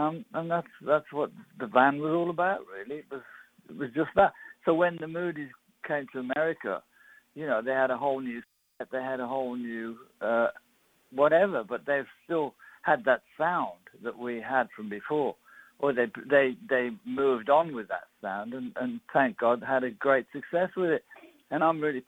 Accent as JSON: {"language": "English", "country": "United Kingdom", "said": "I'm British"}